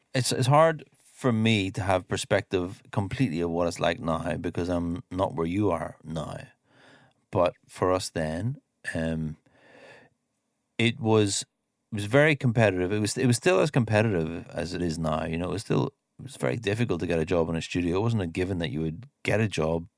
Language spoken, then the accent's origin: English; Ireland; moved away as an adult; also born or lived in London; I grew up here in Ireland